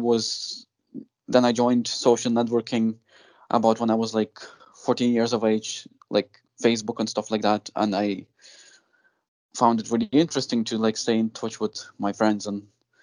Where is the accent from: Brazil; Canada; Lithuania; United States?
Lithuania; moved away; I was born in Lithuania